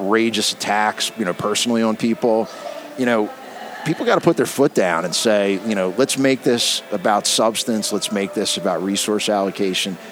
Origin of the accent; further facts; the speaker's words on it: Baltimore, Maryland, United States; I grew up in Baltimore